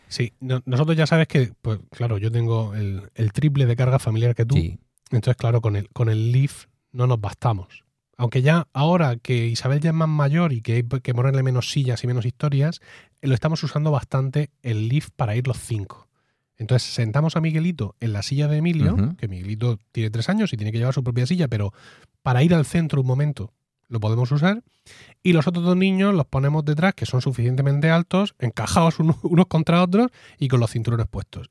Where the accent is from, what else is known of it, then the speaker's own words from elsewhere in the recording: Region of Murcia, Spain; somos así los murcianos